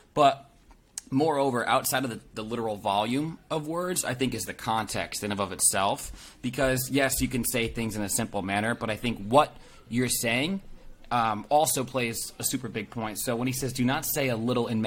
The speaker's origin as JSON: {"language": "English", "region": "East Coast", "country": "United States", "moved": "yes", "lives_now": "West Coast, United States", "said": "I'm actually from the East Coast"}